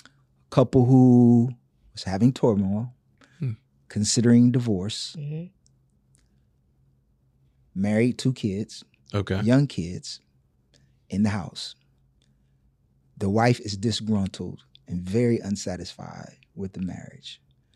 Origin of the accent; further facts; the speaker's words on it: Gainesville, Florida, United States; Gainesville, Florida, which is the swamps. It's country, I know.